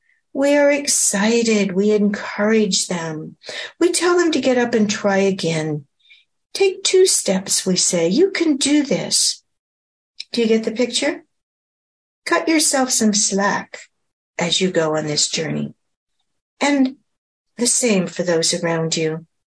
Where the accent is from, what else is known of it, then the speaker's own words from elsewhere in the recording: Pacific Northwest, United States; After all, I came from the Pacific Northwest.